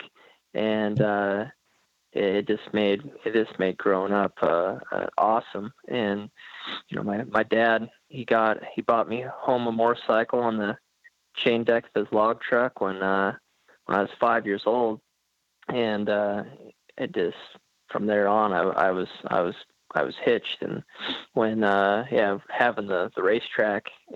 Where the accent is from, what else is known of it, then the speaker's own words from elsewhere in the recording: southwest Washington, United States; also born or lived in Centralia, Washington; I was born in Centralia, Washington, which is in southwest Washington. And then I grew up about 30 minutes west of there